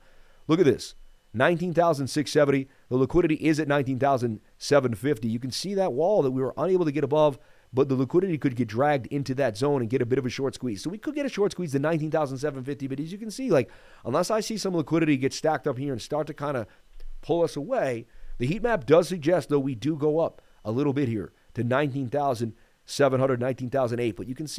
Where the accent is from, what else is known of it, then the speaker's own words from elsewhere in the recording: Las Vegas, Nevada, United States; I was born and raised in Vegas.